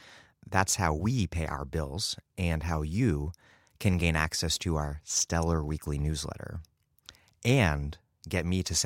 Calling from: Providence, Rhode Island, United States; I'm broadcasting from Providence, Rhode Island.

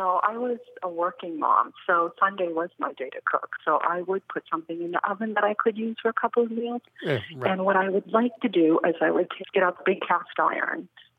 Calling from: Vero Beach, Florida, United States; I'm calling from Vero Beach in Florida.

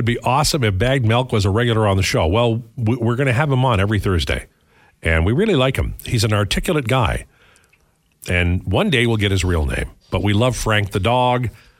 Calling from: Calgary, Alberta, Canada; I'm tuning in from Calgary using the iHeartRadio app.

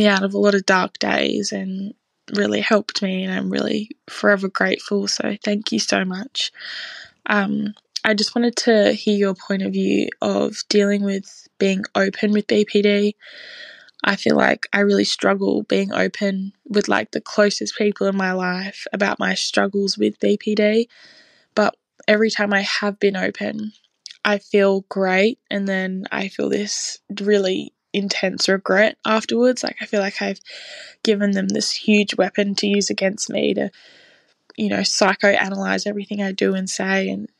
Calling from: Australia; I'm 19 and I'm calling in from Australia.

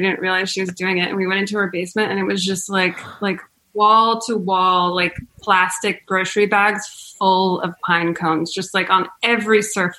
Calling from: New York, United States; Upstate New York.

